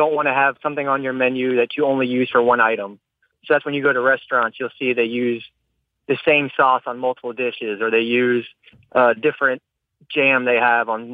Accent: the South, United States; I'm from the South

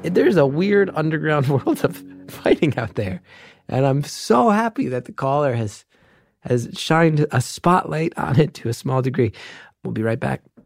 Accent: New Jersey, United States; growing up in North Jersey

